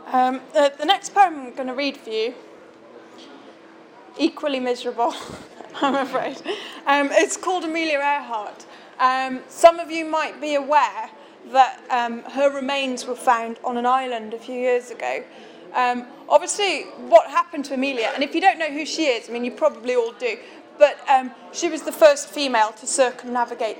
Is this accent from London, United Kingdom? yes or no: no; Shrewsbury, West Midlands, United Kingdom; this is my hometown